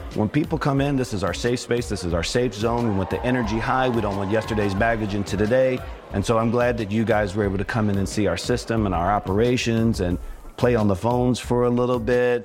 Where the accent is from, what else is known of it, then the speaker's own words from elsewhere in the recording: Richmond, Virginia, United States; I grew up in Richmond, Virginia